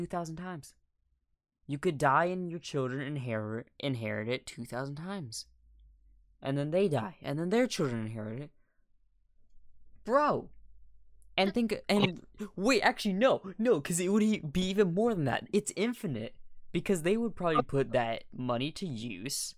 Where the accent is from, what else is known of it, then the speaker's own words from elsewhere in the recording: United States; that's what I am, an American. True American right here.